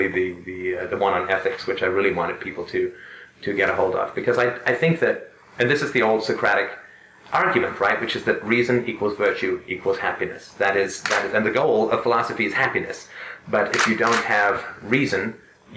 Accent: United Kingdom; I'm British

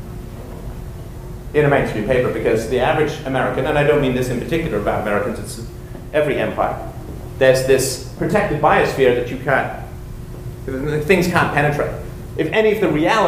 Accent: England, United Kingdom; moved away; I was growing up in England, we had three television stations, BBC One, BBC Two, and ITV

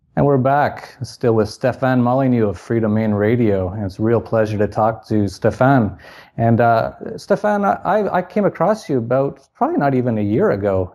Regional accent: Canada; moved away as an adult; born in Canada, and I lived there till I was about thirty

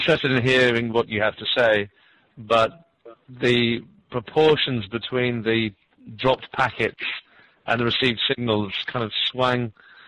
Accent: United Kingdom; now in Canada; I'm actually from Great Britain, but I'm now residing in Canada.

